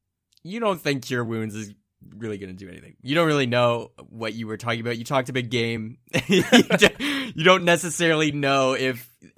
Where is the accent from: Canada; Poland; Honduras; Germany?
Canada; Yeah, we're Canadian.